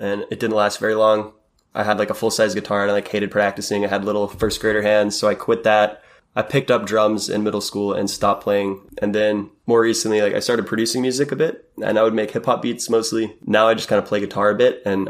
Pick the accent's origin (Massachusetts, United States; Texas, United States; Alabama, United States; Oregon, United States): Texas, United States; Fort Worth; also born or lived in Seattle, Washington; now in San Francisco, United States; I'm from Fort Worth, Texas, and growing up there